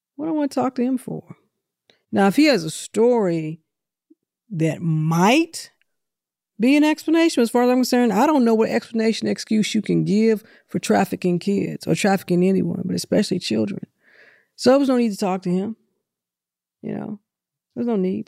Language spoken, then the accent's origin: English; St. Louis, Missouri, United States; now in Atlanta, United States; I'm from Saint Louis.